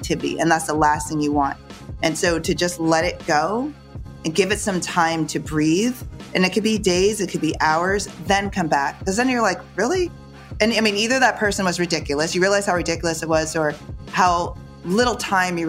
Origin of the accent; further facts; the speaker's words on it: Jamaica; moved away; also born or lived in New York; I was born in Jamaica. I was born by the water